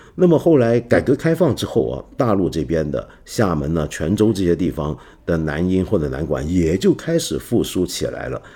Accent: Taiwan; moved away; 我小时候在台湾的时候

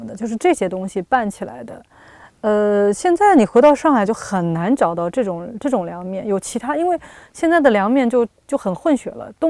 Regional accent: Shanghai, China; moved away; also born or lived in Hong Kong; 我作为一个上海人，

